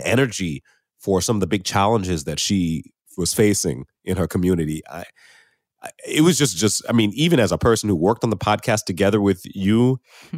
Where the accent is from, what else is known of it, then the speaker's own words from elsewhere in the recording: United States; moved away as an adult; now in Canada; I'm from the United States